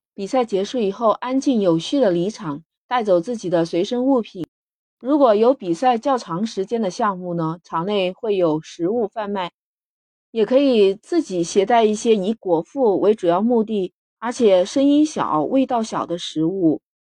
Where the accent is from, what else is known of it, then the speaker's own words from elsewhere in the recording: China; 我们中国人